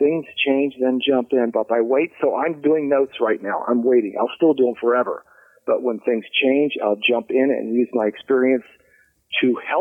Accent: Cincinnati, Ohio, United States; I grew up in Bridgetown

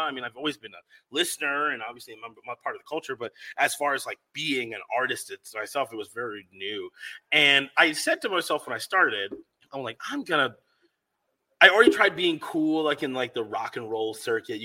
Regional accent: Rosemount, Minnesota, United States; also born or lived in Bronx, New York; moved to Minnesota, Rosemont, Minnesota, which is a very small town.

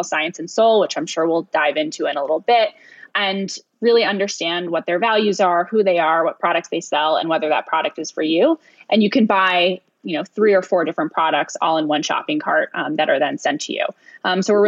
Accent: New York City, New York, United States; I am right now in downtown Manhattan. I actually am born and raised here, so I'm a classic New York City girl

